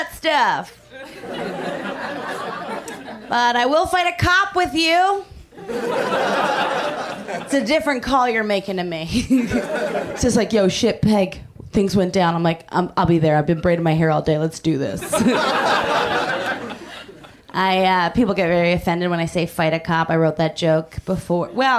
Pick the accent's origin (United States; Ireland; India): United States; Philadelphia, Pennsylvania; moved away as an adult; also born or lived in New York; I'm from the East Coast. I just moved out here. I'm from Philadelphia